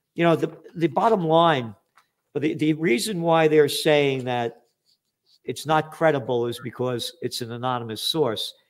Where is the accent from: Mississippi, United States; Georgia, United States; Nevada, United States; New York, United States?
New York, United States; New York City; also born or lived in Yonkers; I grew up in the Bronx. You know, we we social climbed to Yonkers